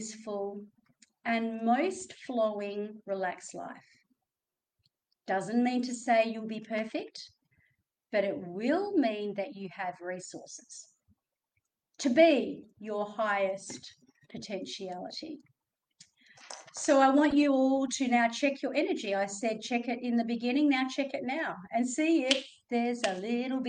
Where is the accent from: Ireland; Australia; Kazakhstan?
Australia; accent: Australian; my Australian accent